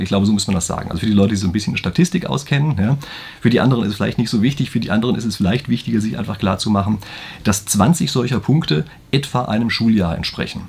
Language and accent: German; Germany; bei uns in Deutschland